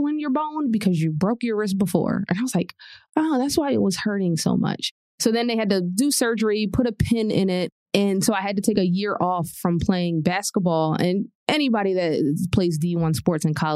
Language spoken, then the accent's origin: English; Philadelphia, Pennsylvania, United States; also born or lived in New York; In Philadelphia, there are a lot of people that look like me in single parent households. So to me, it was just a household and I had a great childhood